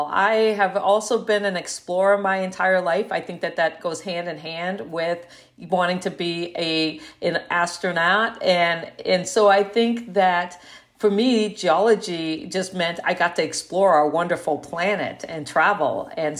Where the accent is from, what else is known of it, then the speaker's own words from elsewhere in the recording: Guam; born there; I was born on Guam as a result of my dad working at the NASA tracking station there during the Apollo missions.